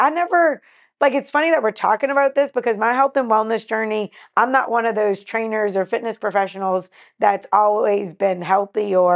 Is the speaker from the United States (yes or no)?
no; West Bank, Palestine; I'm from the West Bank.